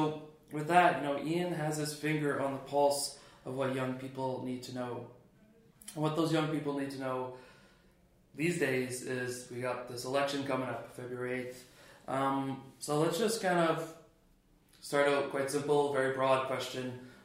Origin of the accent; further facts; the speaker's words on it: Canada; now in Ireland; as a Canadian